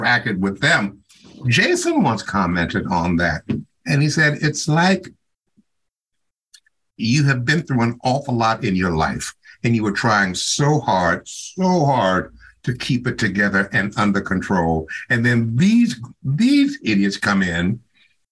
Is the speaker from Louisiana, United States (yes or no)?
no; Chicago, Illinois, United States; moved away; I grew up in Chicago